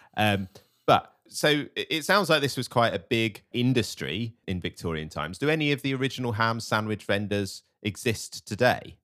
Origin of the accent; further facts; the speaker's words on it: United Kingdom; As a British person